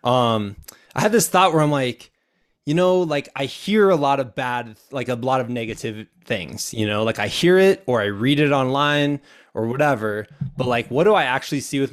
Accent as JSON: {"language": "English", "town": "Muscatine", "region": "Iowa", "country": "United States", "tie": "born or raised there", "said": "I'm an Iowan, so obviously it's a big event. And my hometown is right on the east side, so Muscatine."}